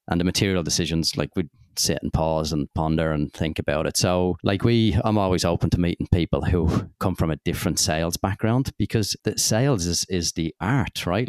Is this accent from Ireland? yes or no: yes; Dublin, Leinster, Ireland; growing up in Dublin, I wanted to be an accountant